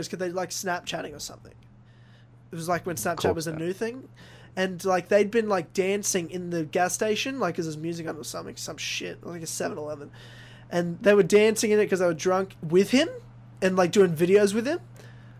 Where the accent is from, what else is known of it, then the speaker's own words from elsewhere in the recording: Brisbane, Queensland, Australia; moved away; thousands of kilometers away from where I grew up in Brisbane